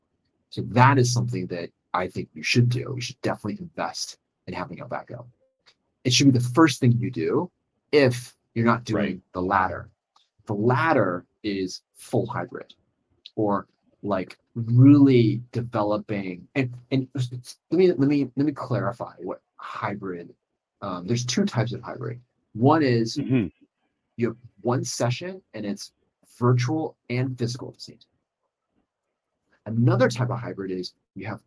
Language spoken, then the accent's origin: English; Illinois, United States; now in Hong Kong; I was originally from Illinois. I was born in Illinois